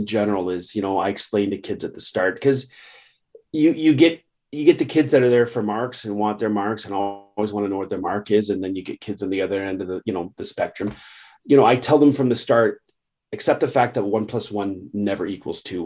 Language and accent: English; Canada; I'm a Canadian, but I'm also very proud of my, you know, Scots, Irish, and English heritage.